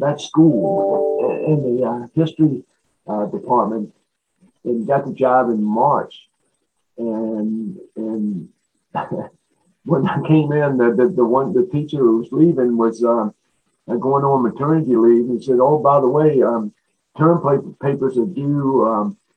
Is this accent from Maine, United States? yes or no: no; Alexandria, Virginia, United States; I'm from Alexandria, Virginia. So I went to at the time when I went to high school, it was Georgia GW High School